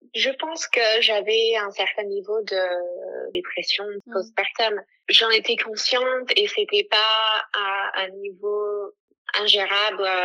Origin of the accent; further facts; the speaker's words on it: United States; moved away as an adult; also born or lived in France; now in Italy; Je suis américaine. J'ai vécu 10 ans en France. Aujourd'hui, je vis en Italie